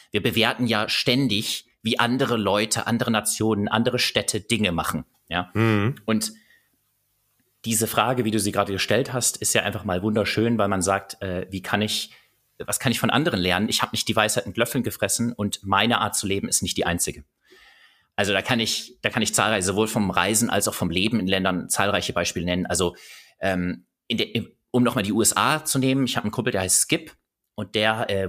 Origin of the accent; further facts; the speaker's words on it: Bavaria, Germany; Paar Minuten später kriegt die Gruppe mit, dass ich tatsächlich aus Bayern komme.